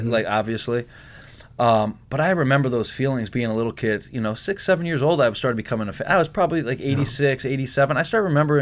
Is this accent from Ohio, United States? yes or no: yes; Cleveland, Ohio, United States